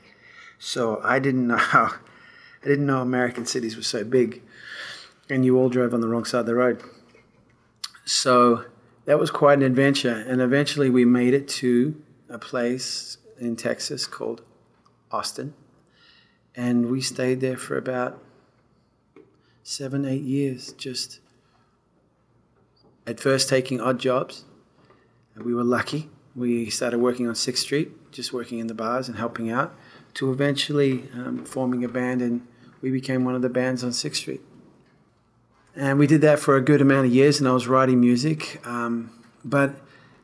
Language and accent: English; Perth, Western Australia, Australia; moved away as an adult; also born or lived in England; now in Nashville, United States; I was born in Perth, Western Australia in 1967